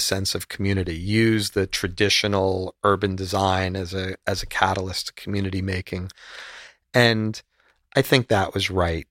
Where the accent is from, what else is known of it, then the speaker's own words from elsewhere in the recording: United States; also born or lived in Miami / Spain; just being an American